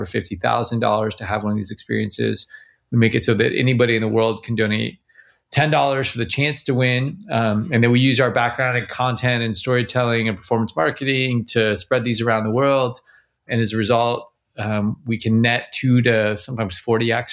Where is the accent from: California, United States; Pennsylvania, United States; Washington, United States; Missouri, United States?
California, United States; Laguna Beach; also born or lived in Venice, California; I'm from Laguna Beach. I live in Venice